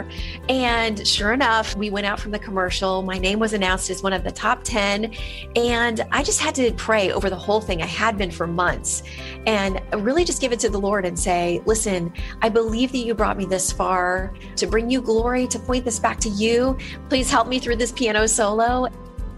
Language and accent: English; Florida, United States; my home state of Florida